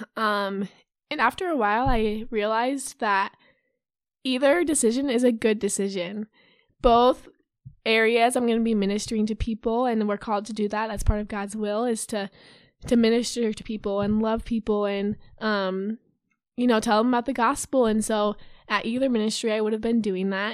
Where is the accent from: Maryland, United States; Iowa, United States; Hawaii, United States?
Iowa, United States; Urbandale; I'm from Urbandale, Iowa. I graduated from Urbandale High School